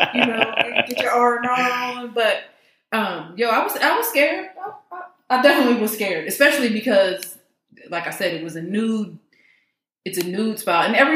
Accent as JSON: {"language": "English", "region": "East Coast", "country": "United States", "said": "I'm from the East Coast, so"}